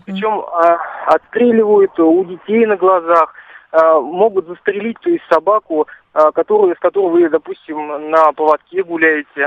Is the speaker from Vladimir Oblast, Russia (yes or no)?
yes; Gus-Khrustalny, Vladimir Oblast, Russia; в городе, допустим, Гусь-Хрустальный, ну, мой родной город, в котором живу